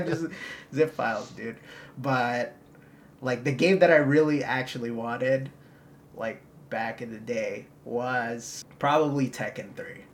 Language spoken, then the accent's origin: English; Philippines; I was born in the Philippines